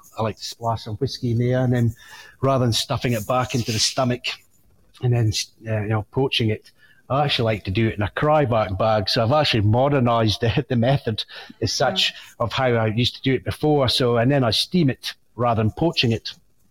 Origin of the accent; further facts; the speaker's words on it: Scotland, United Kingdom; because, well, being a Scotsman, it's something we love